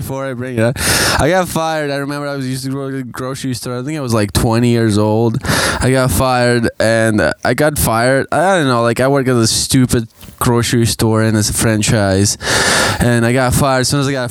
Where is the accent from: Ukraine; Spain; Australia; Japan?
Ukraine; now in London, Canada; I'm fucking from Ukraine.